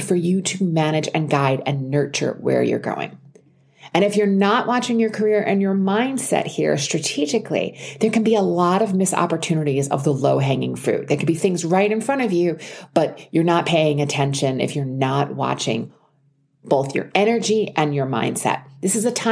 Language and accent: English; Long Island, New York, United States; I grew up on Long Island outside of New York City